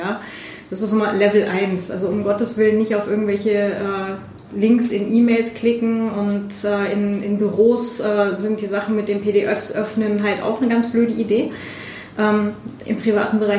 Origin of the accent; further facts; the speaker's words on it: West Germany, Germany; Aber ich bin ja, ich bin ja in, in Westdeutschland aufgewachsen mit äh, Verwandtschaft in Ostdeutschland.